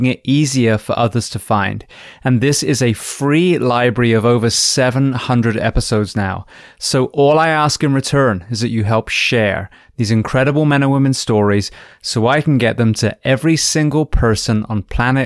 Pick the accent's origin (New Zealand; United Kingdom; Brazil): United Kingdom; England; I'm an Englishman